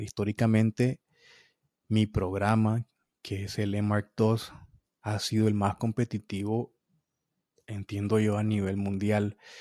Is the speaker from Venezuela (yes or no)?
no; Nicaragua; moved away as an adult; now in United States; de Latinoamérica y de, y de, Nicaragua, mi país